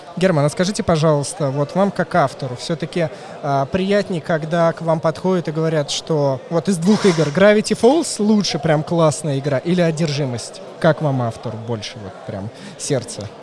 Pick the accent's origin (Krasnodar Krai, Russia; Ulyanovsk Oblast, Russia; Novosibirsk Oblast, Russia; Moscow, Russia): Moscow, Russia; я москвич